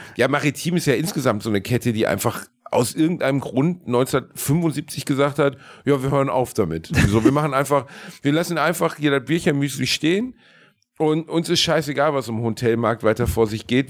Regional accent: Gelsenkirchen, North Rhine-Westphalia, Germany; moved away; meiner Heimatstadt Gelsenkirchen

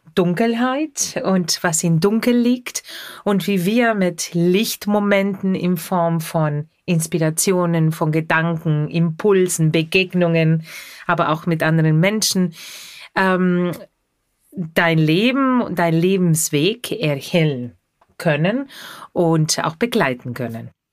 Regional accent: Argentina; German is a second language; moved away; Ich komme aus Argentinien und in Argentinien habe ich sehr viel Radio gehört

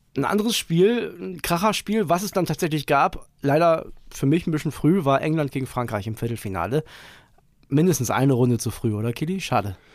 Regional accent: Germany; als Deutscher

